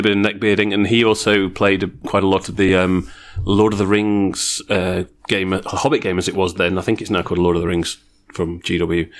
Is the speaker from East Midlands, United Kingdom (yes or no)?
yes; near Games Workshop headquarters, East Midlands, United Kingdom; now in Australia; I came from the UK originally, grew up around about 5 miles, so about 8 kilometres from Games Workshop headquarters.